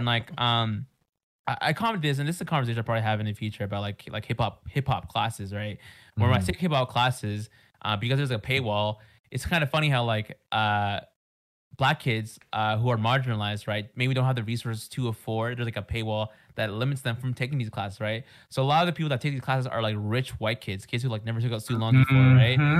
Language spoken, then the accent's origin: English; Mexico; I know a lot of people think I'm South Asian, or sometimes some people think I'm actually Filipino. They ask that, but usually I'm like, hey, I'm Mexican